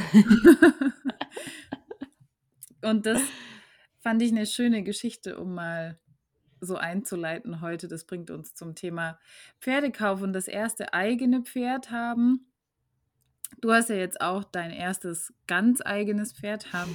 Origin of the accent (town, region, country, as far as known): Germany